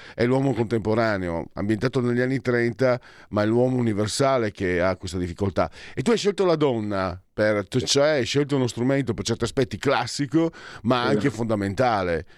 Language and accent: Italian; Italy; da dove vengo io, Veneti, e Friulani